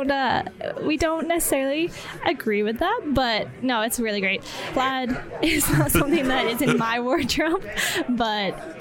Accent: Ontario, Canada; moved away as an adult; also born or lived in Niagara Falls; now in Calgary, Canada; I'm from Ontario, where we've been established.

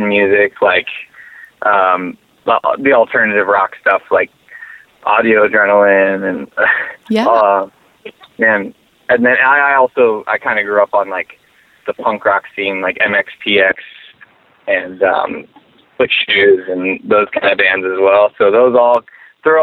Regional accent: Phoenix, Arizona, United States; I was born and raised in Phoenix

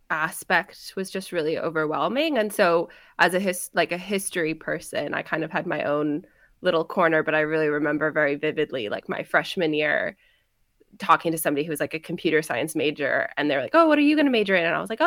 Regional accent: Silicon Valley, California, United States; I grew up just outside Silicon Valley.

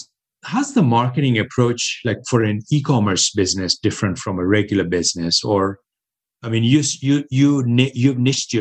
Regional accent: United States; accent: American; I've got an American accent

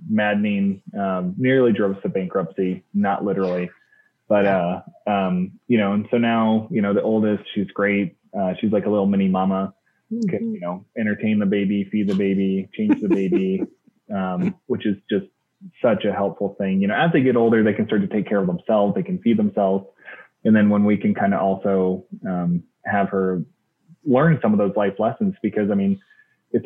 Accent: Salt Lake City, Utah, United States; I am from Salt Lake City, Utah

